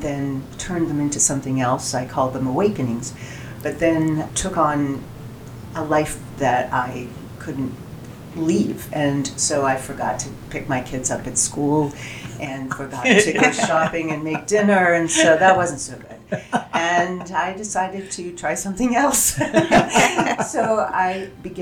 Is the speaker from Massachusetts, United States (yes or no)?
yes; Boston, Massachusetts, United States; moved away as an adult; now in Central Oregon, United States; I'm originally from Boston, so you can imagine the environment there